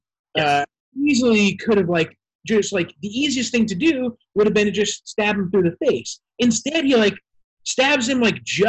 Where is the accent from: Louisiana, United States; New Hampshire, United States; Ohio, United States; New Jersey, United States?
New Hampshire, United States; I'm from New Hampshire.